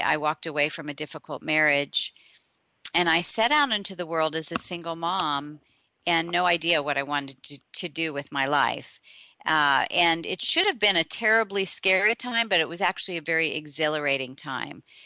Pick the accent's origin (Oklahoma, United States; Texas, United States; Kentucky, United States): Oklahoma, United States; Tulsa; I was born in Oklahoma, in Tulsa